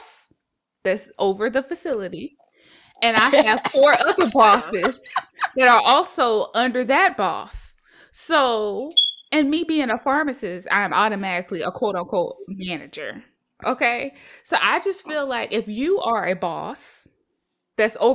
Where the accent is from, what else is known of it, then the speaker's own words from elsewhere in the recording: South Carolina, United States; moved away; I'm from South Carolina